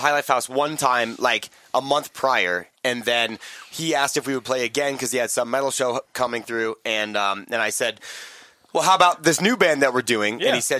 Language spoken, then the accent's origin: English; Nebraska, United States; now in Colorado Springs, United States; I'm fucking from Nebraska. I grew up in Nebraska. I'm from Nebraska.